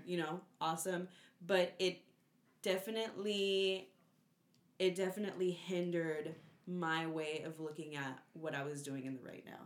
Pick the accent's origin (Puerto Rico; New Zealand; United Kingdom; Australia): Puerto Rico; I'm from Puerto Rico and we listen to, like, Bomba y Plena